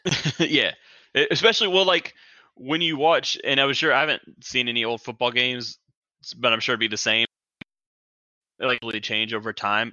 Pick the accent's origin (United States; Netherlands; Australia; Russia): United States; Charlotte, North Carolina; I'm born and raised in Charlotte